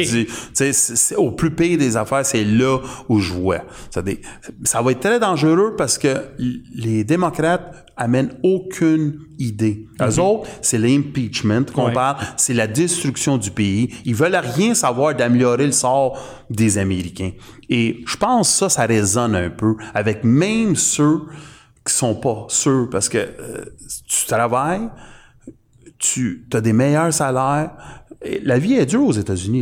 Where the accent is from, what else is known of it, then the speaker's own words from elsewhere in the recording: Canada; on est canadien